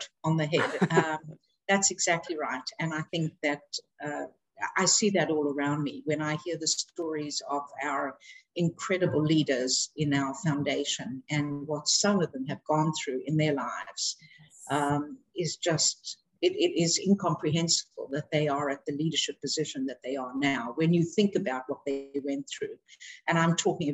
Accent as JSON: {"language": "English", "country": "South Africa", "tie": "born or raised there", "said": "growing up in South Africa, I was growing up in a very privileged environment"}